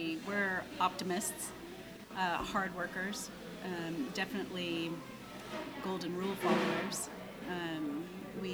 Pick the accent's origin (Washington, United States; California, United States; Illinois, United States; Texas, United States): Washington, United States; Woodinville; Born and raised in Woodinville.